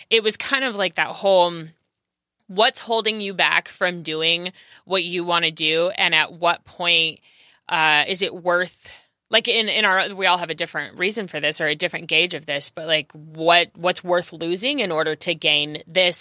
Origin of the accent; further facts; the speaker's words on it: California, United States; also born or lived in Los Angeles; I am native Cal, to California